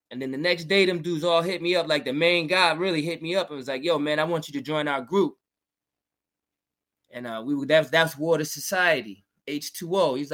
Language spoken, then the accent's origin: English; New York, United States; also born or lived in Georgia / Virginia; Yeah, I'm from originally from New York. Yeah, but I spent time in the South, in Georgia and Virginia, and came back up here like for college and stuff.